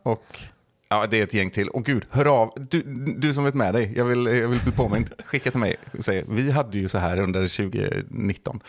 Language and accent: Swedish; Bohuslän, Västra Götaland, Sweden; vi är ju båda från Bohuslän här också, och det, det är väl lite samma sak som med Värmland, att man är uppvuxen med NRK